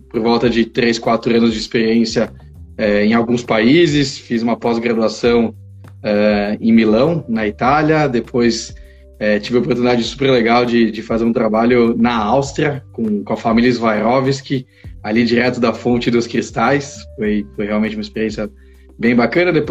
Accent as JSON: {"language": "Portuguese", "country": "Israel", "tie": "born there", "said": "eu nasci em Israel, é, meus pais são brasileiros, mas casaram e resolveram é, ir morar uns anos lá, e, e aí eu nasci"}